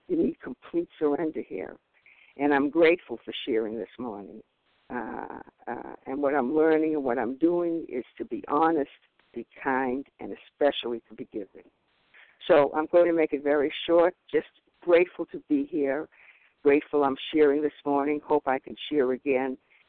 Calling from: Marblehead, Massachusetts, United States; I'm calling from Marblehead, Massachusetts.

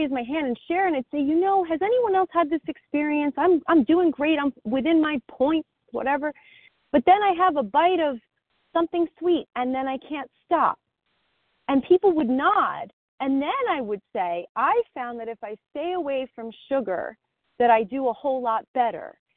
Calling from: New Jersey, United States; from New Jersey.

